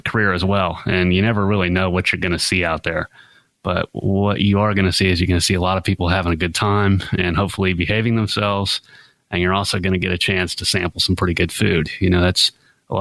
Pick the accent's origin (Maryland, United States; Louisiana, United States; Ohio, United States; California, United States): Ohio, United States; now in Savannah, United States; I grew up in Ohio, so grew up around Ohio State and Michigan.